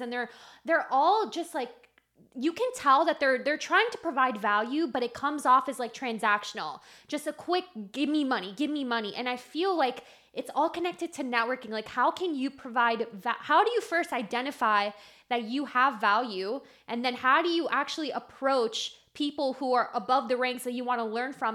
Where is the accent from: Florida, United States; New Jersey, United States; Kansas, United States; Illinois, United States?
Florida, United States; Miami; I was born in Miami